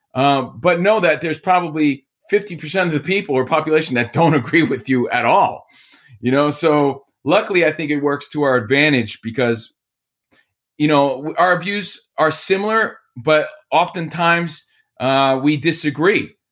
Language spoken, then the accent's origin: English; Union, New Jersey, United States; moved away as an adult; also born or lived in Encino, California / Woodland Hills, California; now in Sherman Oaks, United States; I'm from New Jersey, Union, New Jersey. I live now in Sherman Oaks